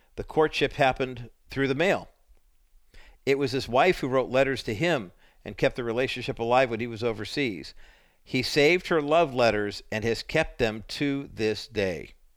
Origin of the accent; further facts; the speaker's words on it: Whittier, California, United States; Barry's in Whittier, my hometown